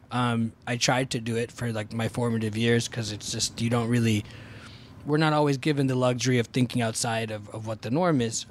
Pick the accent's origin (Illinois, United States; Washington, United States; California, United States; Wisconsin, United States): California, United States; Fremont; also born or lived in Boston; I went to lockdown in the Bay Area where I grew up in Fremont